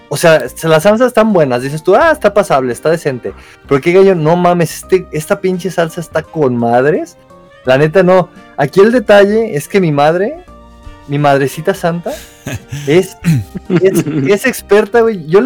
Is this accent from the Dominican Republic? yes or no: no; Zamora, Michoacán, Mexico; now in Guadalajara, Mexico; cuando llegué de Zamora aquí a Guadalajara